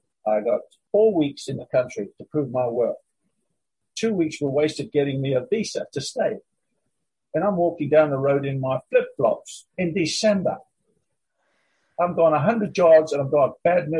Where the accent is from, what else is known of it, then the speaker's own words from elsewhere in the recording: Durban, KwaZulu-Natal, South Africa; moved away as an adult; also born or lived in London, United Kingdom; I'm a South African boy